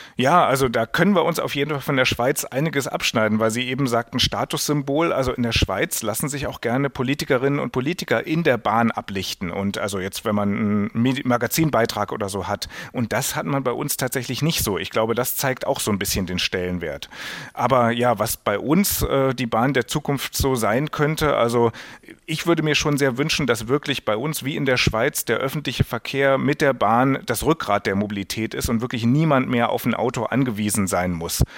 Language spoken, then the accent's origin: German; Germany; als Deutscher